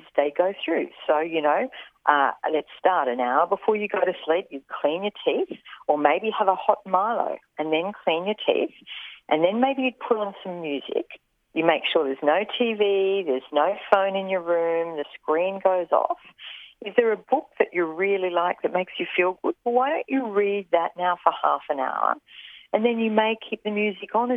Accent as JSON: {"language": "English", "town": "Roma", "region": "Queensland", "country": "Australia", "tie": "born or raised there", "also_born_or_lived": "Dalby", "said": "Growing up in Roma and Dolby, there wasn't rowing or tennis or hockey"}